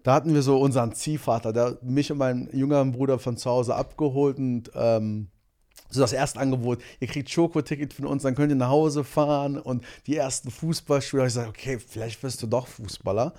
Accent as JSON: {"language": "German", "town": "Monheim am Rhein", "region": "North Rhine-Westphalia", "country": "Germany", "said": "bei uns in Monheim"}